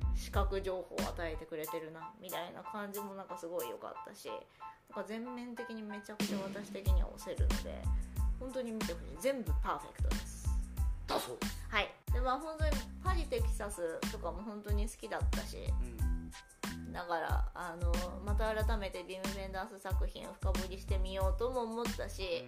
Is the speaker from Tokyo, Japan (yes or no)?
yes; Tokyo, Japan; 東京生まれで東京育ちなんです。